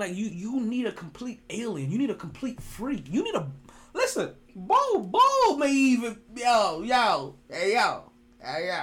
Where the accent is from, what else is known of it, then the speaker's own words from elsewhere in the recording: New York, United States; I'm a New Yorker